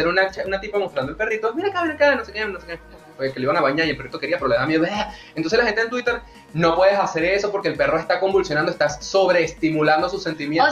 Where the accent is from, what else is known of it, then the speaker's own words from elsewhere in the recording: Venezuela; los venezolanos tenemos